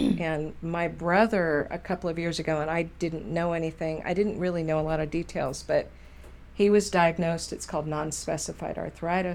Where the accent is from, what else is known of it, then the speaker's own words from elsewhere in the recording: Southern California, United States; moved away; California, raised in Southern, moved to Northern